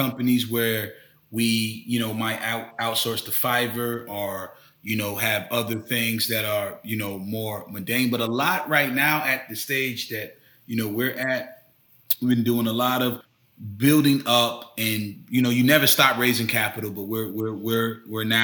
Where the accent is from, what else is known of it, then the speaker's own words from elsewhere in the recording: Tampa, Florida, United States; moved away; I'm originally from Tampa, Florida